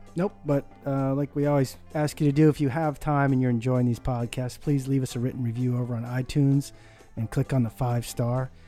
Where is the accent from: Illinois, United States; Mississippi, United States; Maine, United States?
Maine, United States; a nine-hole course up on the island where I grew up in Maine